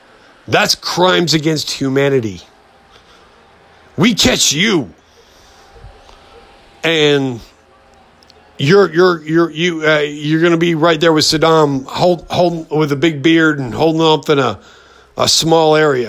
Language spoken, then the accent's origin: English; United States; as the American people